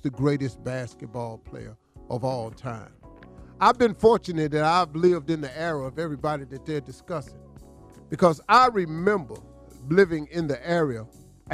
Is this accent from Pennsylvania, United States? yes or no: no; Cleveland, Ohio, United States; I'm from Cleveland